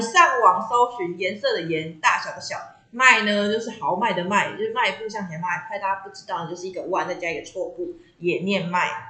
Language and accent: Chinese; Taiwan; 我们台湾人